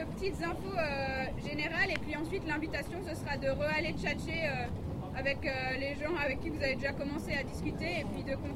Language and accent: French; France; je viens de France